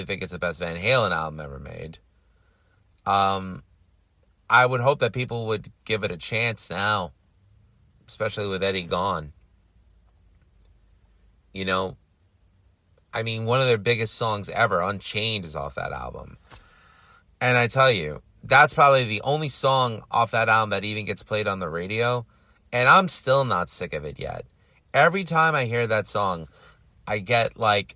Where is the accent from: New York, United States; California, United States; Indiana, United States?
New York, United States; New York City; first language Greek; English is a second language; I grew up in Astoria, Queens. My parents are immigrants from Greece.